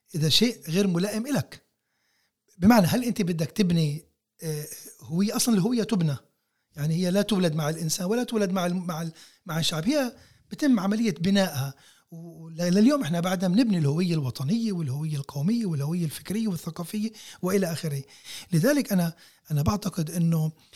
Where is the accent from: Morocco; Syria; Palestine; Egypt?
Palestine; احنا كفلسطينيين موجودين هون على هاي الارض بشكل متواصل منذ آلاف السنين